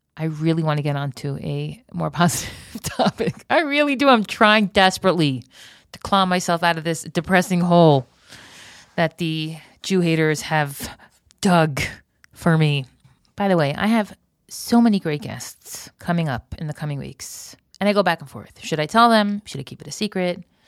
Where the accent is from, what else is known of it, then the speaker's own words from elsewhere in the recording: United States; moved away as an adult; now in Israel; an American who made Aliyah